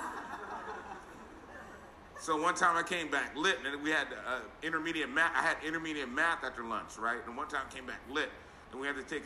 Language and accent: English; Los Angeles, California, United States; I grew up in the San Gabriel Valley